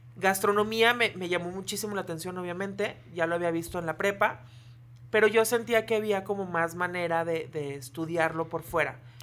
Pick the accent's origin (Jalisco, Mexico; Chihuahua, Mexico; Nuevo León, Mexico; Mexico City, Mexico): Jalisco, Mexico; Puerto Vallarta; moved away as an adult; now in Torreón, Mexico; soy de aquí de Torreón. Sí. Pero cuando yo tenía un año me fui a vivir a Puerto Vallarta y allá viví toda mi infancia